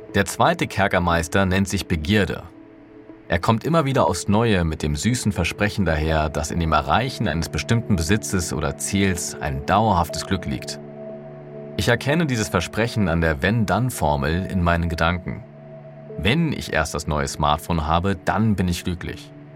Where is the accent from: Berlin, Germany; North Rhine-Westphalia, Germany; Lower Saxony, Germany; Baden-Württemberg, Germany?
Berlin, Germany; Für mich als Berliner, der es gewohnt war, mit Bus und Bahn überall und jederzeit unabhängig und mobil zu sein